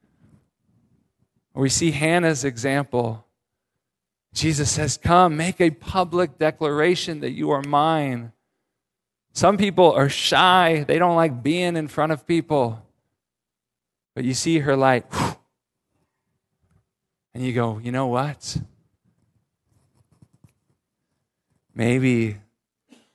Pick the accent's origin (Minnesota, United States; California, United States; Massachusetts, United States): California, United States; San Francisco Bay Area; now in Seattle area, United States; I grew up in the San Francisco Bay Area